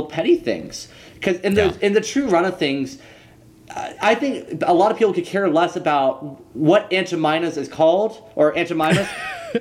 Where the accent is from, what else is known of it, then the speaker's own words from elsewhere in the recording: Louisiana, United States; I'm from Louisiana.